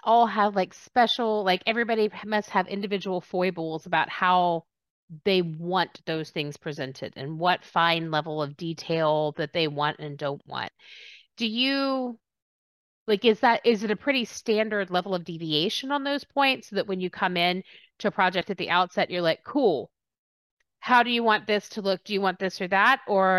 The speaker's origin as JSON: {"language": "English", "region": "Texas", "country": "United States", "also_born_or_lived": "England", "said": "And people were like, where are you from? I was like, Texas."}